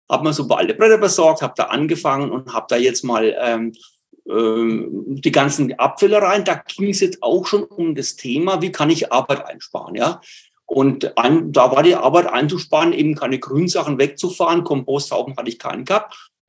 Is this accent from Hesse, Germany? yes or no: no; Bavaria, Germany; accent: Franconian dialect; Ich komme aus Bayern, aus Nordbayern, aus der Nähe von Würzburg. Und da hat man eben diesen fränkischen Dialekt. Ich versuche es also so gut es mir geht, ähm, Hochdeutsch zu sprechen.